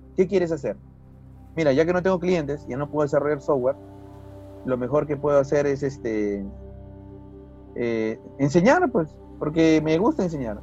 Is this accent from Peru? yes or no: yes; Huacho, Lima, Peru; vengo de Guacho nuevamente menciono a mi, a, mi, ciudad natal